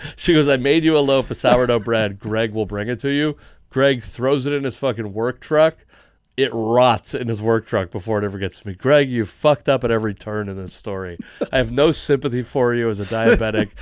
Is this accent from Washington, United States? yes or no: yes; Fife, Washington, United States; I grew up in Fife.